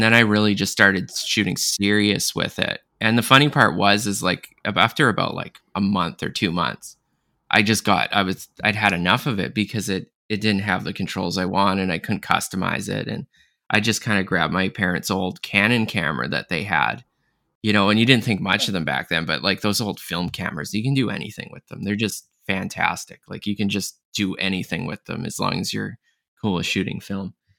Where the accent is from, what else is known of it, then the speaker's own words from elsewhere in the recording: Canada; I'm from Canada too